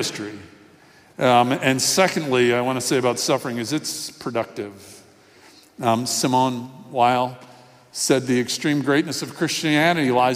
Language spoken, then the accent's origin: English; Miami, Florida, United States; a little boy growing up in Miami